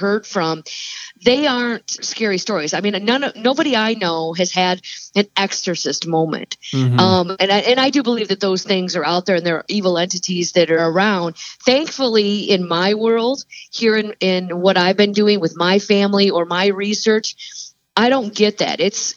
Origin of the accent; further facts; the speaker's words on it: Plainwell, Michigan, United States; I was born and raised in Southwest Michigan in a small town called Plainwell